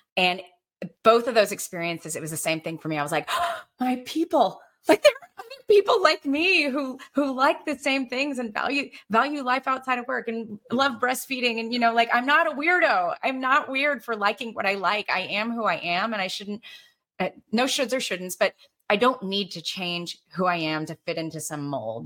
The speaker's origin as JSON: {"language": "English", "region": "Alabama", "country": "United States", "tie": "born or raised there", "said": "growing up in Alabama"}